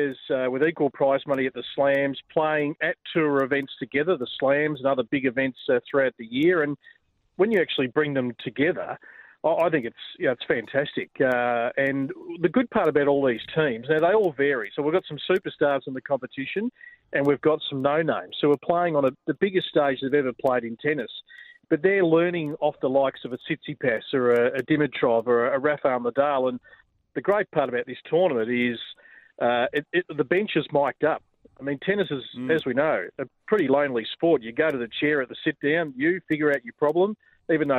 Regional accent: Australia; us as Australian tennis fans

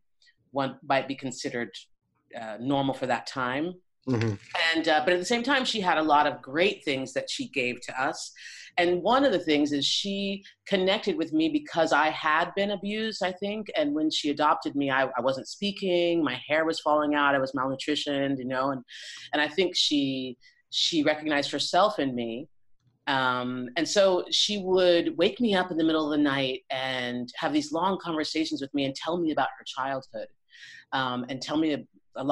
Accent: Boulder, Colorado, United States; also born or lived in Lake Garda region, Italy; now in Italy; I grew up in Boulder, Colorado. I was born in Colorado Springs, but I grew up in Boulder, Colorado.

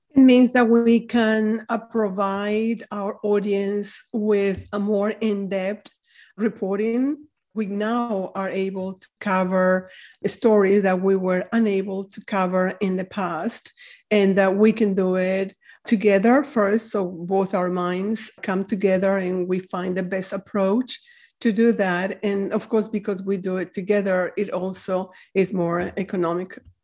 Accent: Venezuela; moved away as an adult; now in Charlotte, United States; My family owns newspapers in Venezuela, where I come from

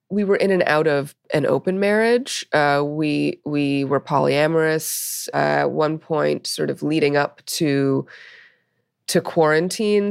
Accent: New York City, New York, United States; I grew up in Brooklyn, uh, in the eighties

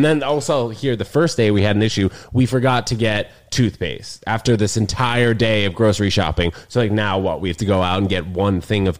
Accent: New York City, New York, United States; also born or lived in New Brunswick, New Jersey; I was born in New Brunswick, New Jersey. And then 6 weeks after that, moved to Manhattan. Both my parents got jobs. And I've been in Manhattan ever since. I went to UConn for college.

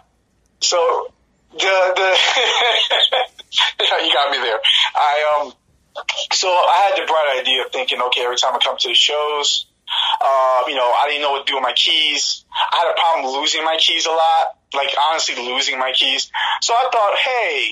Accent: Newark, New Jersey, United States; moved away; I'm from Newark, New Jersey. We both kind of grew up in similar, like, you know, kind of areas and the projects

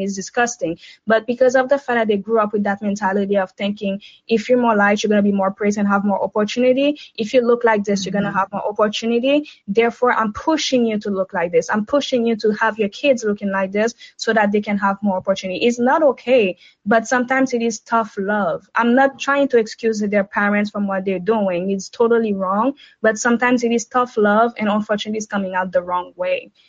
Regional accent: Haiti; now in Canada; I'm Haitian. I was born and raised in Haiti. I live in Canada now

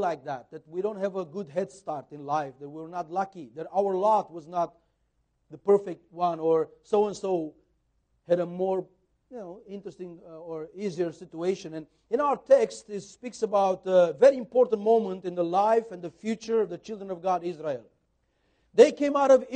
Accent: Brasov, Brașov County, Romania; We were teenagers growing up in Brasov church.

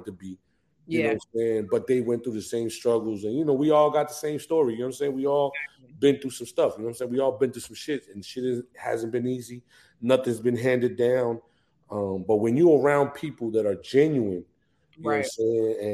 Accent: New Jersey, United States; moved away as an adult; now in Atlanta, United States; I'm from Jersey. Like, you know what I'm saying? I was raised in Jersey

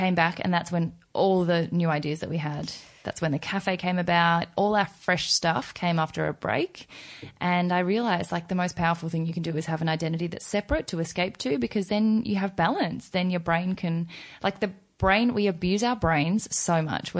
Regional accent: Australia; also born or lived in South Korea; I've grown up as an Australian in my mind, like I'm such a country bumpkin Australian

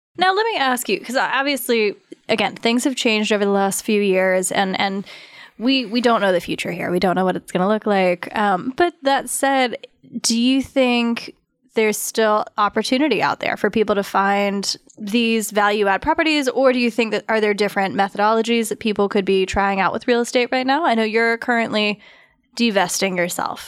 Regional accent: Douglasville, Georgia, United States; I grew up in Douglasville

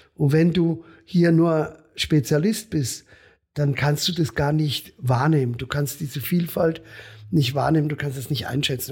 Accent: Breisach am Rhein, Baden-Württemberg, Germany; hier in meiner Heimat in Breisach am Rhein

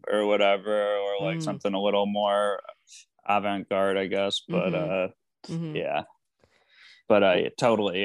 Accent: Michigan, United States; now in Los Angeles, United States; I grew up in Michigan

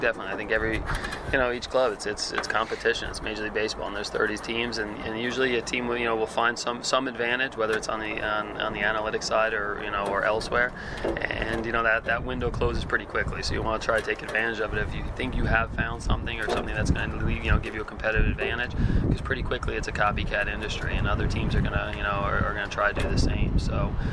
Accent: New York, United States; moved away; I was from New York

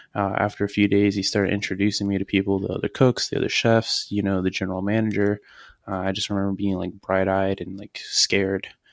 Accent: Richmond, Virginia, United States; I'm from Richmond, Virginia.

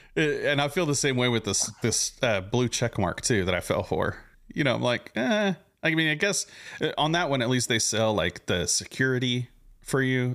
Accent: Southern California, United States; now in Houston, United States; I'm originally from SoCal

